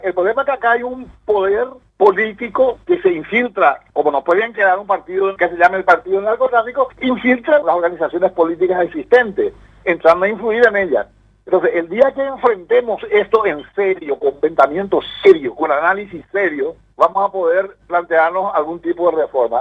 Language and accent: Spanish; Paraguay